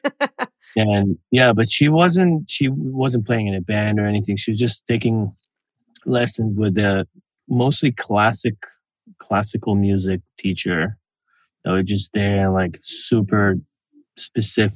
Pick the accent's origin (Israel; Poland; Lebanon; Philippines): Israel; now in Los Angeles, United States; I was born in Israel